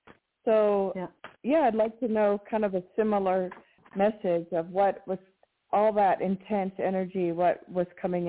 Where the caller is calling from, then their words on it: New Mexico, United States; in New Mexico.